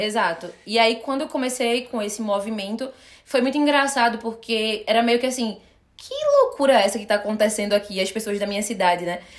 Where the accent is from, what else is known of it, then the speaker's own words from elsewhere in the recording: Recife, Pernambuco, Brazil; moved away; E eu sou de Recife.